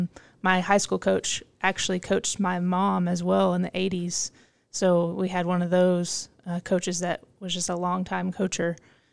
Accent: Oklahoma, United States; So I grew up in Northeast Oklahoma, and where I grew up is very much a sports town.

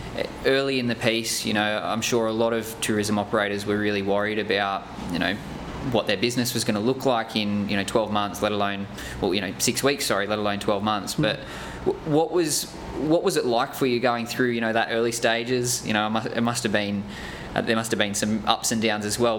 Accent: Nelson Bay, New South Wales, Australia; my hometown up in Nelson Bay

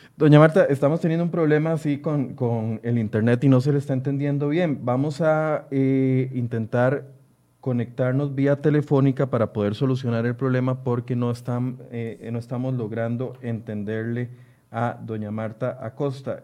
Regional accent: Costa Rica; como costarricenses

